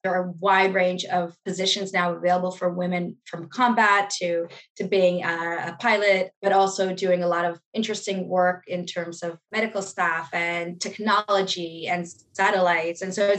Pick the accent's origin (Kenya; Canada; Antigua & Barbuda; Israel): Israel; I was born and raised in Israel. My parents are American and they kind of moved to Israel in the 70s.